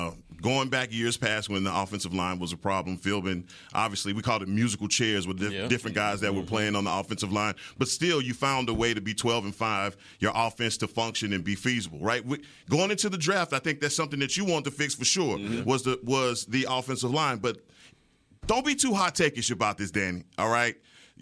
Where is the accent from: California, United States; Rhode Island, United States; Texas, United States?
Texas, United States; from Garland. I'm from Texas.